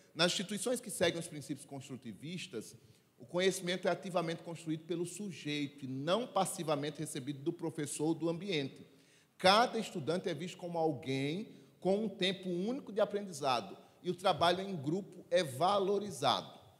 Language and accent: Portuguese; Sertão, Brazil; eu sou lá do sertão e lá na minha terra dizia assim